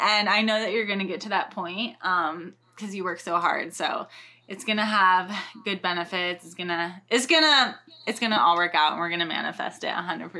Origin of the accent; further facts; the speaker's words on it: Winter Garden, Florida, United States; now in Los Angeles, United States; I'm from Winter Garden, Florida, and it's a little suburb away from Orlando, about 30 minutes from the park, but it's just a super cute little town, and it has a super historic downtown and lots and lots of fun things to do there.